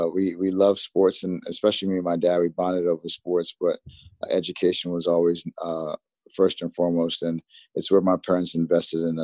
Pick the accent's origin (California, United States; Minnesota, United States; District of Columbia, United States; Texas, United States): District of Columbia, United States; Washington; moved away as an adult; also born or lived in Silver Spring, Maryland; now in New York, United States; I was born and raised in the Washington, D.C. Metro area, first off in D.C. and then moved to Silver Spring, say early teens